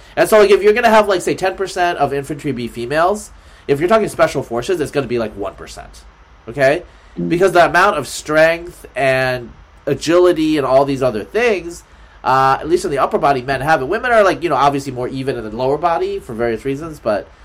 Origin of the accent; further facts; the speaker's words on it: Oregon, United States; I'm from Pacific Northwest. I'm from Oregon